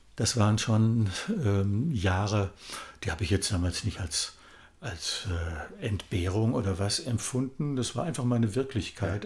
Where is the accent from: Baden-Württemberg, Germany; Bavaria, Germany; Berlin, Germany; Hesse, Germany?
Hesse, Germany; Kassel; in meiner Heimatstadt Kassel